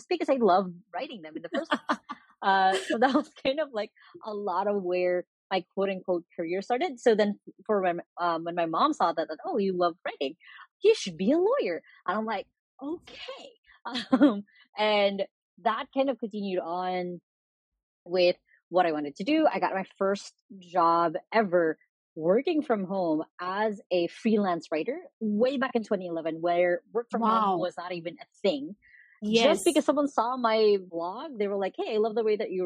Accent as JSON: {"language": "English", "country": "Philippines", "tie": "born or raised there", "said": "here in the Philippines"}